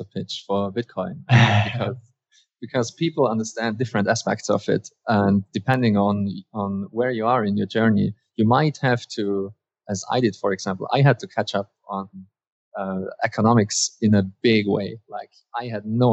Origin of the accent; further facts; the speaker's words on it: Austria; I'm in Austria currently, and I'm also I was born in Austria.